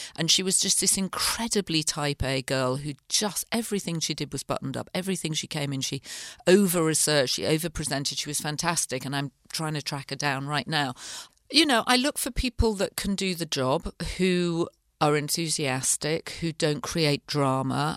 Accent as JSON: {"language": "English", "region": "the north of England", "country": "United Kingdom", "tie": "born or raised there", "also_born_or_lived": "London", "moved": "as an adult", "said": "I grew up in the north of England"}